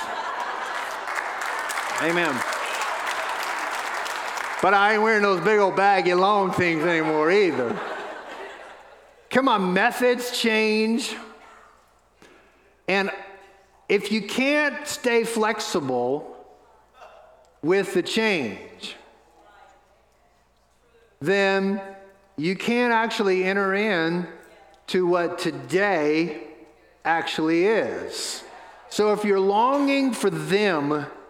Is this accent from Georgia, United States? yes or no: no; New Orleans, Louisiana, United States; moved away; We have family members that pastor a church in New Orleans, the little church I got saved